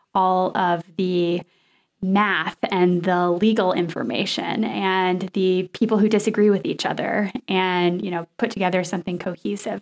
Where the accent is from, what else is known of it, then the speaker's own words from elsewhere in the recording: Nashville, Tennessee, United States; where I grew up in Nashville